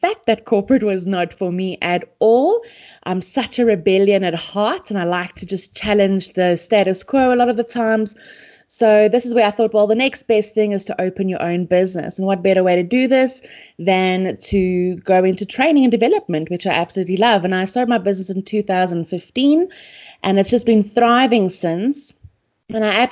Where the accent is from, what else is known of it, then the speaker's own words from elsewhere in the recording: Pretoria, Gauteng, South Africa; also born or lived in Port Elizabeth; But we moved to Pretoria, and Pretoria is just now my home. It's always been my home